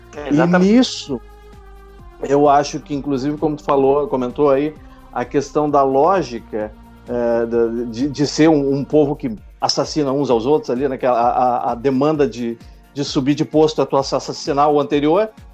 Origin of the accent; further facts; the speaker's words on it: Porto Alegre, Rio Grande do Sul, Brazil; Eu sou de Porto Alegre, Rio Grande do Sul